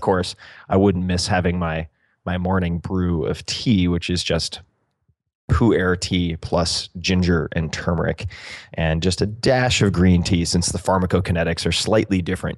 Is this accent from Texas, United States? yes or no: no; Eastern Long Island, New York, United States; I'm from Eastern Long Island